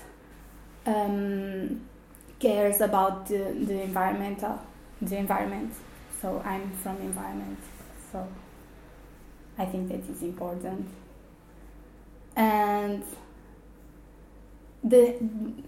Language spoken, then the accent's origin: English; Porto, Norte, Portugal; I grew up in Porto